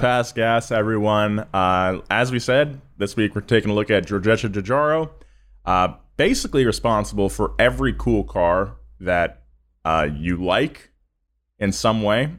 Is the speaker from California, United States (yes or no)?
yes; California, United States; accent: Californian; I sound very Californian, which I guess is fine 'cause I am very Californian